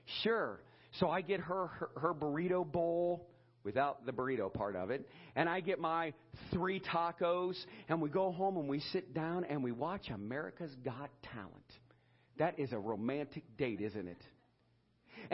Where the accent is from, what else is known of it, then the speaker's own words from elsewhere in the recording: Edinburg, Ohio, United States; growing up in Edinburgh, Ohio